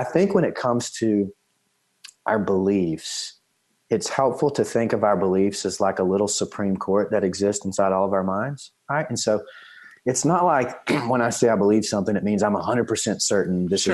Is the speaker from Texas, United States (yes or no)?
yes; East Texas, United States; I'm from East Texas originally